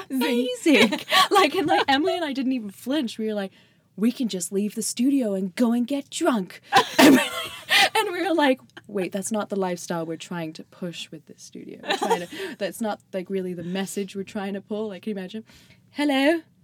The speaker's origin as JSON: {"language": "English", "area": "seaside town on the English Channel", "region": "Southern England", "country": "United Kingdom", "moved": "yes", "said": "I'm actually from Southern England."}